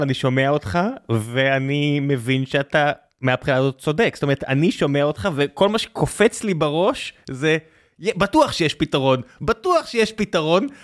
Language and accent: Hebrew; Beersheba, Southern District, Israel; ואני כילד, זה היה החוף האהוב עליי אה, כבאר שבעי, זה היה החוף הקרוב אלינו